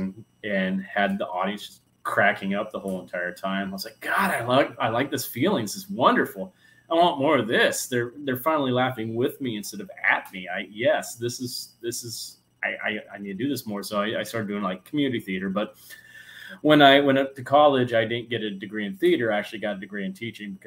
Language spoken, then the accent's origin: English; Huntsville, Alabama, United States; I'm from Huntsville, Alabama, born and raised.